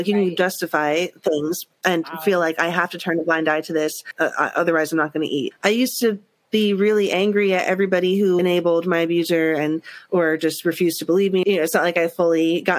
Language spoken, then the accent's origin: English; New York, United States; I grew up in New York and that's so much the culture of New York